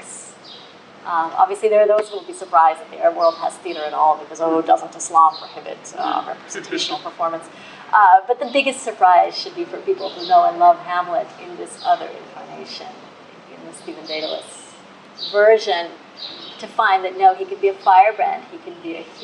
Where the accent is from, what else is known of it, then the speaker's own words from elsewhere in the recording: Russia; moved away; I'm from Russia and I happen to have the language.